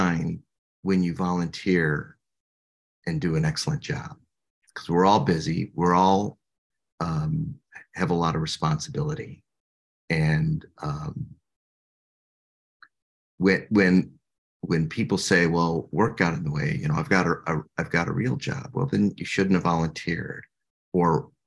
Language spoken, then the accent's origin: English; Illinois, United States; I'm from Illinois